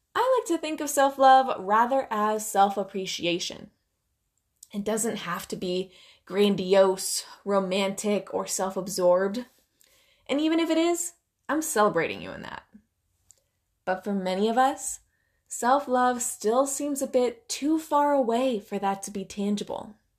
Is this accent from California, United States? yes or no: yes; Silicon Valley, California, United States; my hometown of the Silicon Valley